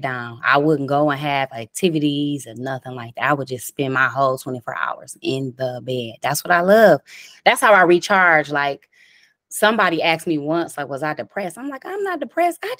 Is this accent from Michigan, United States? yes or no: yes; Detroit, Michigan, United States; I'm from Dexter and Davidson in Detroit, Michigan. I grew up there all my life